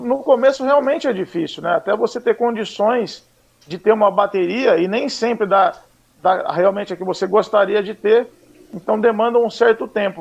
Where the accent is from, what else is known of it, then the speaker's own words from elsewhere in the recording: Mogi Guaçu, São Paulo, Brazil; eu sou natural de Mogi Guaçu, interior de São Paulo